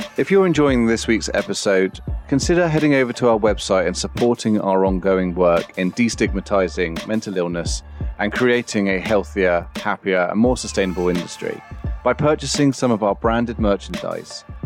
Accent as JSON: {"language": "English", "town": "Bournemouth", "region": "South West England", "country": "United Kingdom", "tie": "born or raised there", "said": "I was brought up in Bournemouth"}